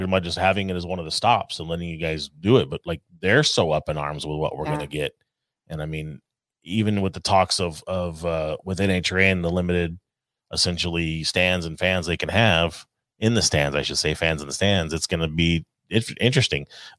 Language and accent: English; Whittier, California, United States; It's my hometown.